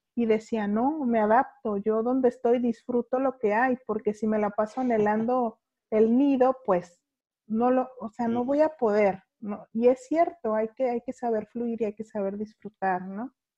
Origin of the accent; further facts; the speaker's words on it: Guadalajara, Jalisco, Mexico; accent: cantadito de Guadalajara; now in Baja California, Mexico; soy de, Jalisco, de Guadalajara, Jalisco, que está, llamémosle, al centro de la República